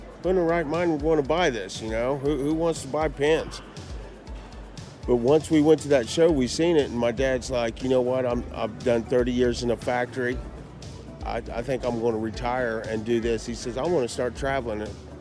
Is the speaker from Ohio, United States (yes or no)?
yes; Wilmington, Ohio, United States; moved away as an adult; also born or lived in Hillsboro, Ohio; I was born in Wilmington, Ohio. I now reside on the open road, but I grew up in Wilmington and Hillsboro, Ohio